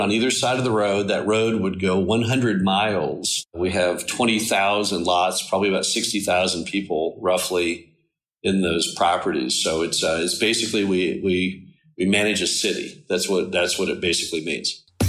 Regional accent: Dallas, Texas, United States; moved away; I grew up in Dallas, went to Stanford University

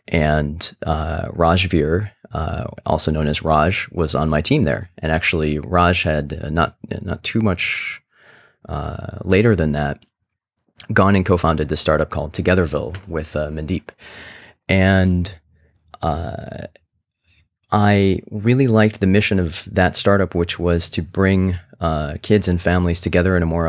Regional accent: Midwest, United States; now in San Francisco, United States; I grew up in the Midwest, where it's a wonderful place to grow up, but sometimes you don't get exposed to a lot of the different points of view and people and everything who are out there.

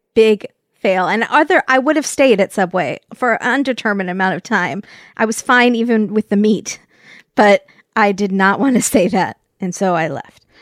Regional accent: California, United States; from California

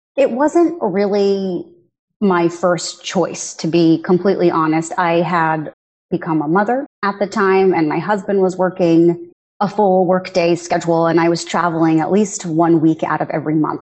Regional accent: United States; I'm a first generation American

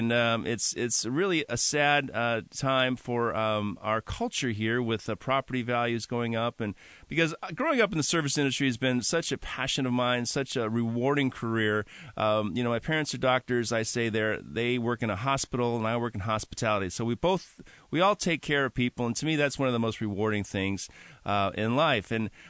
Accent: Seattle, Washington, United States; Growing up in West Seattle, I've been here since 1972, and so I kind of think of myself as one of the old guard, if you will.

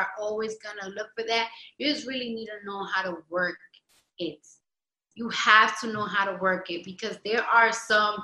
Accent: New York City, New York, United States; I'm from the Bronx

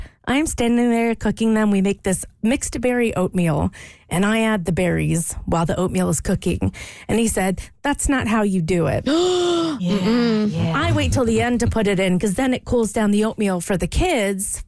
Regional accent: Louisiana, United States; moved away; I grew up in Louisiana

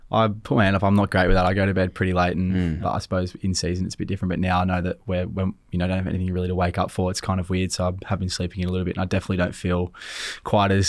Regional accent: Sydney, New South Wales, Australia; uh, in Malabar. So it's about ah, probably five minutes south of lik

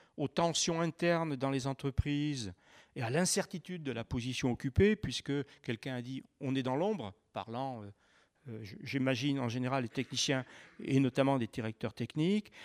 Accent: Saint-Étienne, Auvergne-Rhône-Alpes, France; je viens de Saint-Étienne.

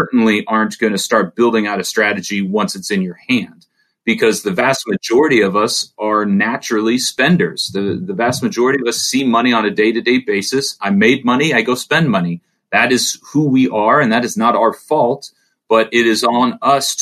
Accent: Orange County, California, United States; I grew up in Orange County around people with a lot of money

